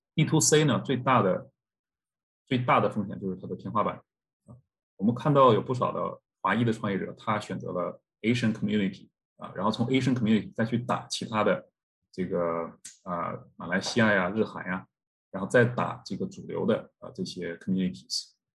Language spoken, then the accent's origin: Chinese; China; now in Canada; 我们作为中国人的骄傲是来自于 ，呃，祖国的强大